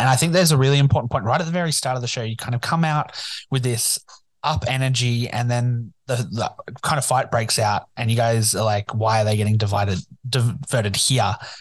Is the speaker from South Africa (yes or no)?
no; Newcastle, New South Wales, Australia; it's my hometown